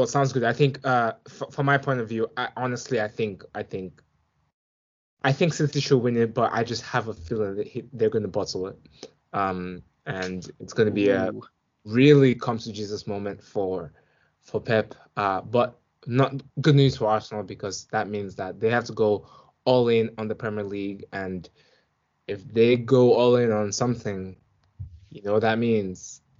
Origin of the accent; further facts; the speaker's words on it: Milan, Lombardy, Italy; when I meet some fans and I tell them I'm from Milan, or I'm an AC Milan fan, they remind me of that time.